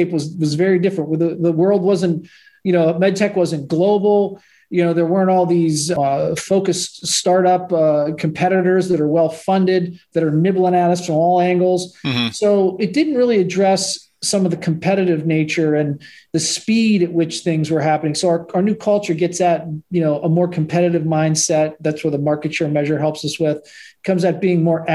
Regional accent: Pittsburgh, Pennsylvania, United States; I grew up in Pittsburgh

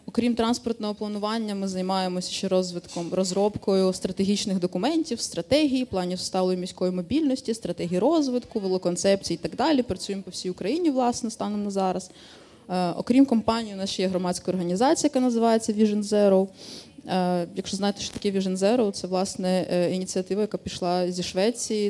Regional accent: Dnipro, Dnipropetrovsk Oblast, Ukraine; moved away as an adult; now in Ivano-Frankivsk, Ukraine; Я з Дніпра е, з 2000 13-го року чи 12-го року я велосипедна активістка в місті Дніпро

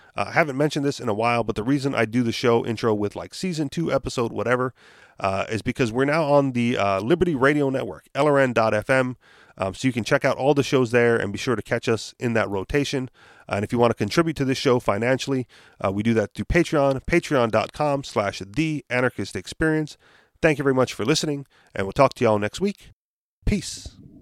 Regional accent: Hawaii, United States; we're from Hawaii

